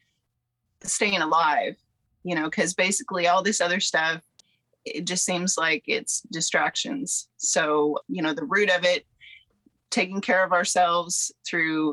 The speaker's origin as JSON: {"language": "English", "region": "Southeast Alaska", "country": "United States", "tie": "born or raised there", "also_born_or_lived": "Kentucky", "moved": "yes", "said": "I'm from Southeast Alaska originally and grew up there"}